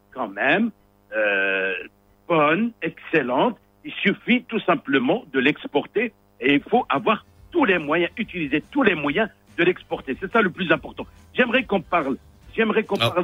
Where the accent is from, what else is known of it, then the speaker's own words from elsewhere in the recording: Morocco; also born or lived in Switzerland; c'était pas évident au début quand je suis sorti du Maroc. J'ai bataillé, j'ai étudié, et après, quand je suis revenu